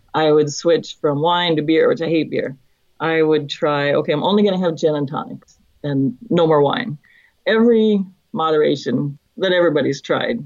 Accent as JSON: {"language": "English", "town": "Fairbanks", "region": "Alaska", "country": "United States", "moved": "yes", "lives_now": "Oregon, United States", "said": "I'm originally from Fairbanks, Alaska. I live in Oregon now."}